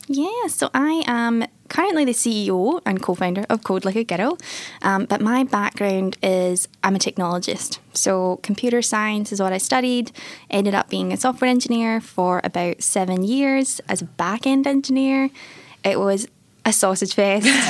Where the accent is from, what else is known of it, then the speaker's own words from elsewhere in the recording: Airdrie, Scotland, United Kingdom; now in Melbourne, Australia; So I grew up in a little town called Airdrie